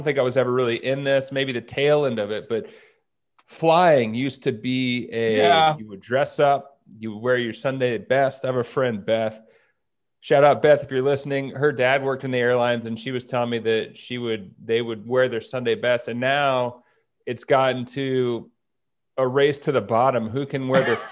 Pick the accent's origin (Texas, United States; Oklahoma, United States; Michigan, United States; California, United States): Texas, United States; Dallas; I'm from Dallas